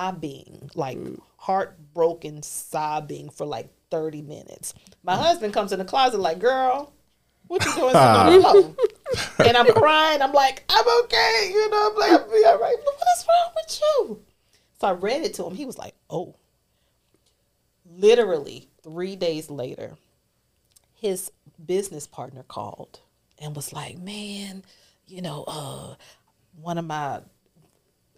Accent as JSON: {"language": "English", "town": "New Orleans", "region": "Louisiana", "country": "United States", "moved": "yes", "said": "I'm originally from New Orleans"}